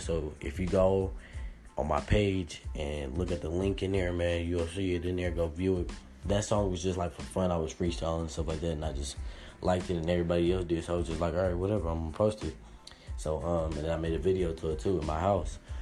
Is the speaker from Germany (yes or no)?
no; Las Vegas, Nevada, United States; I'm from Las Vegas